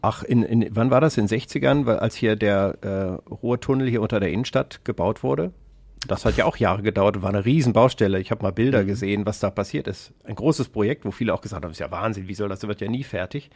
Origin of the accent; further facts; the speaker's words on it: Kassel, Hesse, Germany; ich komme aus Kassel